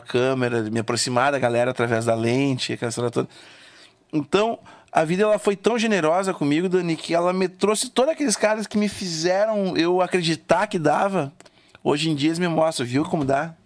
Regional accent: Rio Grande do Sul, Brazil; sou gaúcho

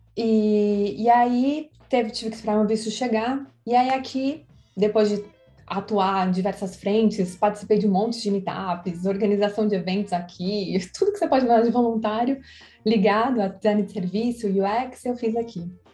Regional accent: São Paulo, Brazil; moved away; eu nasci em São Paulo

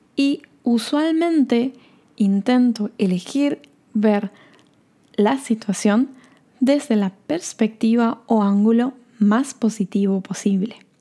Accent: Corrientes, Argentina; also born or lived in Norway; now in Bariloche, Argentina; Corrientes, que es la ciudad de donde soy o donde nací y donde viven mis padres

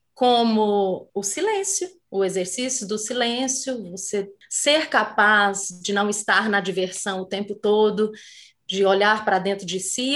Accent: Brazil; Sendo brasileira

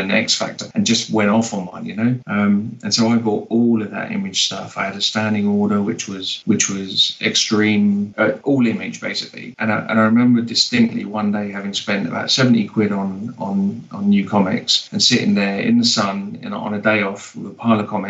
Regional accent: London, United Kingdom; moved away as an adult; also born or lived in Barcelona, Spain; now in Edinburgh, United Kingdom; I was born in London, lived in Barcelona for 8 years, and I've been in Edinburgh since 2012

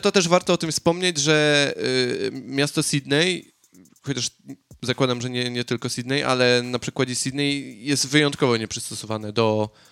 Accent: Poland; moved away; nie uciekłem z Polski przed, przed wojną

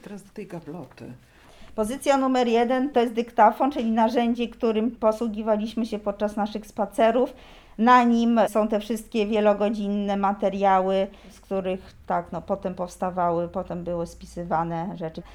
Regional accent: Warsaw, Masovian Voivodeship, Poland; jestem z Warszawy

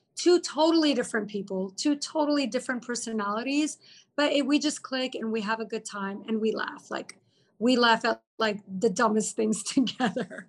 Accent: Austin, Texas, United States; moved away as an adult; also born or lived in Lebanon; now in Dubai, United Arab Emirates; I was born in Lebanon, moved to Austin directly when I was four and a half years old. And I just grew up in Austin. So I'm like a true Texan, Southern girl

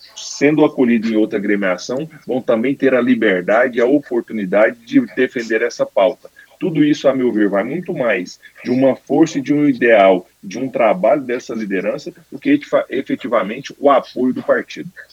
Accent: Brazil; como brasileiro

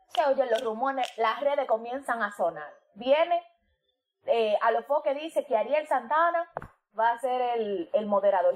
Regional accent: Dominican Republic; como dominicano como isla

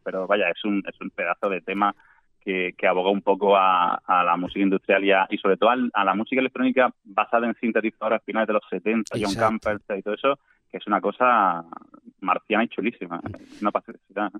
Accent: Andalusia, Spain; cómo me siento yo como andaluz

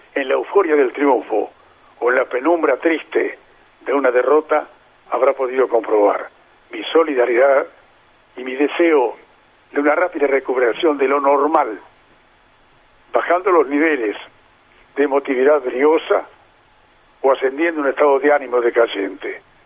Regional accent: Mar del Plata, Buenos Aires Province, Argentina; estoy viviendo a ocho cuadras de donde nací

